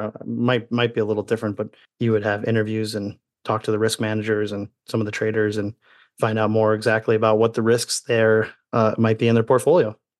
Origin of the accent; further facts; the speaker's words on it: Indiana, United States; as a child growing up in Indiana